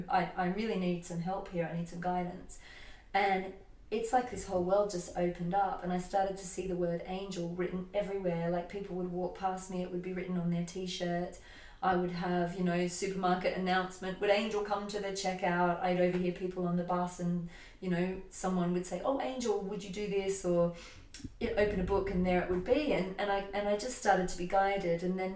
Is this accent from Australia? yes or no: yes; Australia; moved away as an adult; now in United Kingdom; When I was 21, I moved from Australia to the UK, and I was in a relationship.